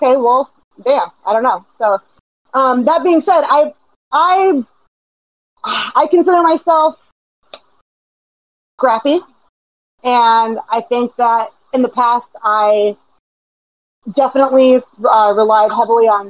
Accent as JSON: {"language": "English", "town": "Tampa", "region": "Florida", "country": "United States", "said": "I'm from Tampa. I'm from here"}